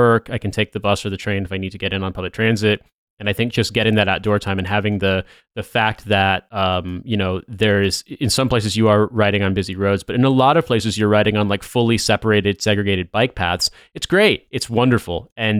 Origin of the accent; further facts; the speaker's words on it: New York, United States; now in London, United Kingdom; I came from New York when I moved here, so I think public transit in London is by and large much, much better.